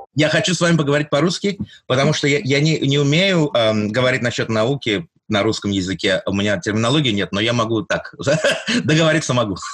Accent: Greece; also born or lived in Moscow, Russia; now in United States; Я родился в Москве, вырос в Греции и работаю в MIT эм в Америке ученым.

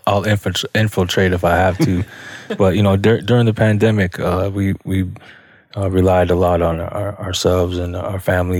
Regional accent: Minneapolis, Minnesota, United States; also born or lived in Red Lake Nation; now in Wisconsin, United States; I am from the Red Lake Band of Chippewa Indians, but I was born and raised in Southside, Minneapolis.

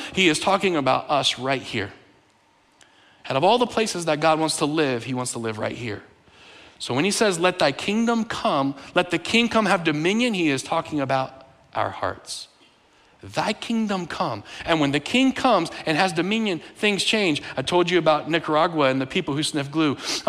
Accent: Bolivia; born there; also born or lived in United States; I've lived in 7 countries, and when I was born in Bolivia, where they speak Spanish. My parents are from the U.S., so I spoke English in the home.

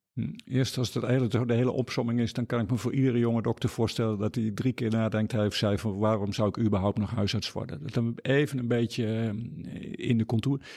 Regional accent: Noordoostpolder, Flevoland, Netherlands; moved away; also born or lived in Groningen / Deventer / Amsterdam / Nashville, Tennessee; Ik ben opgegroeid in de Noordoostpolder en gestudeerd in Groningen.

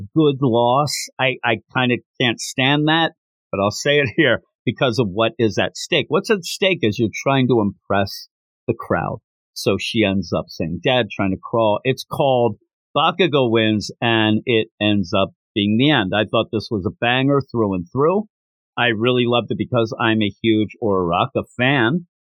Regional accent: United States; I'm from America.

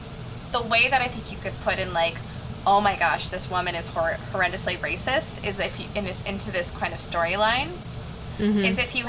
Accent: England, United Kingdom; I'm British. Yes, I'm yes, my parents are Japanese, but I'm from England.

